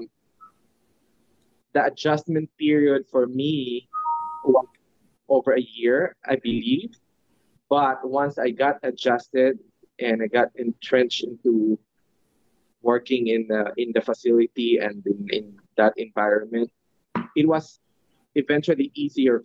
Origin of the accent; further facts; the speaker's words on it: Philippines; moved away as an adult; now in New York, United States; being a Filipino